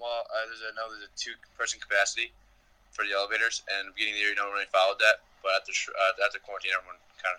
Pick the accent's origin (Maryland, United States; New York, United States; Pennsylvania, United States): New York, United States; New York City; moved away as an adult; now in Milwaukee, United States; sophomore, from New York City, a finance major, and live in a Schrader.